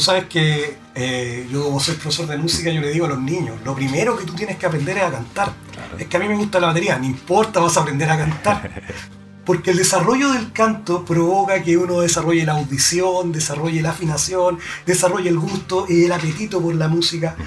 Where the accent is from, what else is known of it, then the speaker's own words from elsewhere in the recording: Chile; Chile, somos chilenos